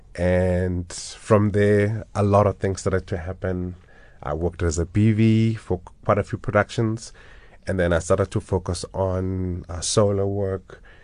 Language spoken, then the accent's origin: English; Johannesburg, Gauteng, South Africa; I was born and bred in Orlando East